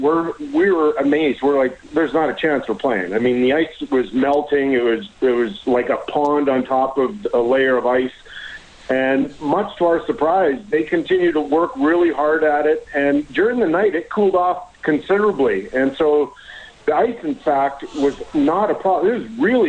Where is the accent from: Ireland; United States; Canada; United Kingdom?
Canada; Edmonton, Alberta; now in Calgary, Canada; I grew up in Edmonton, so I have a real soft spot for the city.